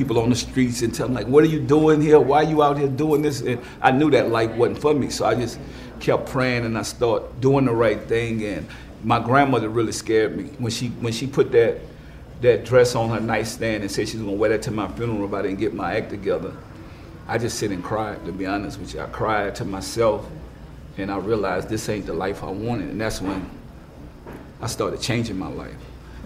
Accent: New Orleans, Louisiana, United States; moved away as an adult; also born or lived in Richmond, California; I'm from New Orleans

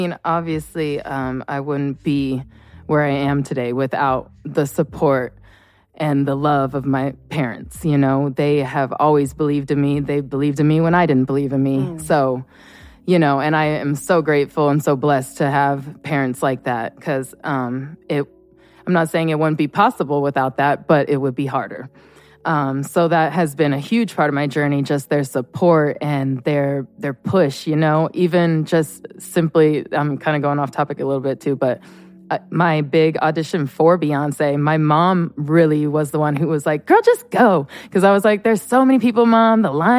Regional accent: Chico, California, United States; I'm from a small town in Northern California. Chico is my hometown. And so I grew up doing ballet, jazz, hip hop.

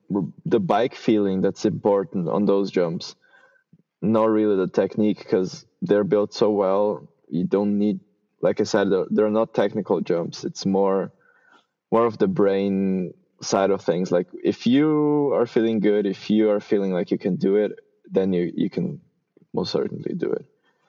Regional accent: Switzerland; also born or lived in Brazil; I was born in Brazil, and I moved to Switzerland when I was 14. So I basically grew up there, and I had never ridden mountain bikes or at least jumps in Brazil.

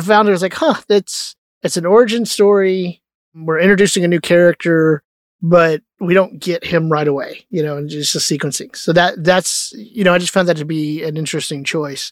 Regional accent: Texas, United States; growing up in Texas when you're little

